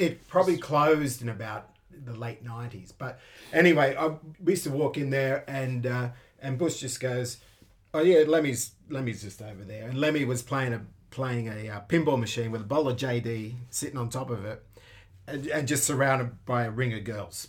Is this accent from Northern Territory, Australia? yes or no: no; Sydney, New South Wales, Australia; now in Tokyo, Japan; I'm from the northwestern part of Sydney, a place called the Hills District.